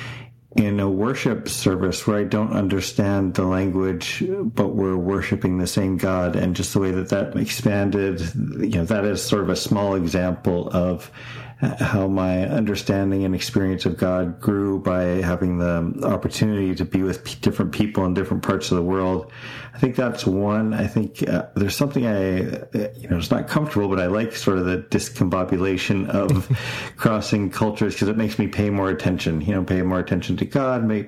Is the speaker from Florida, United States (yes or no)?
yes; Florida, United States; also born or lived in Canada; I was born in Canada. I grew up there till I was 10, then moved to Florida. Lived in Florida till I was 20